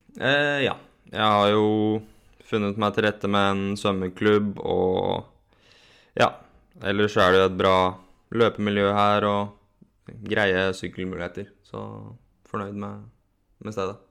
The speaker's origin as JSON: {"language": "Norwegian", "town": "Borgen", "region": "Akershus", "country": "Norway", "tie": "born or raised there", "said": "Jeg vokste opp eh, på et lite sted som heter Borgen. Det er eh, mellom Kløfta og Jessheim"}